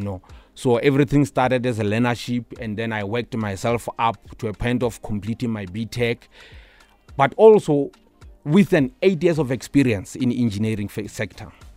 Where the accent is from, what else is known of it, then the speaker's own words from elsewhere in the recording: Pretoria, Gauteng, South Africa; also born or lived in Limpopo; So, I would say most of my childhood life, it was in Shoshanguve